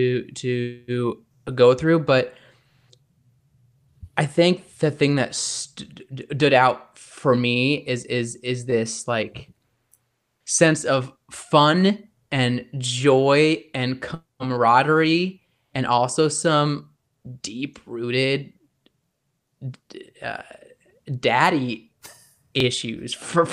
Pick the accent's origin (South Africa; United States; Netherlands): United States; Indiana; I am originally from Indiana, where we don't have a hockey team, so I know very little about hockey at this time